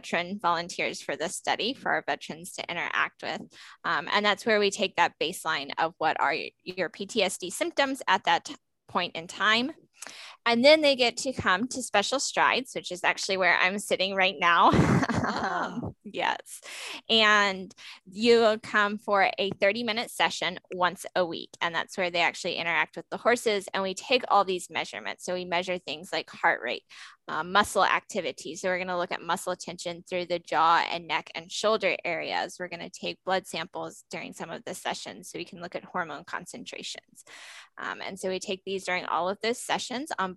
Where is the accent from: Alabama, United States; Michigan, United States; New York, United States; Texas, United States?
Alabama, United States; moved away as an adult; also born or lived in Florida; now in New Jersey, United States; I'm originally from Alabama. I did my undergraduate at Auburn University before going to Florida and then coming to the North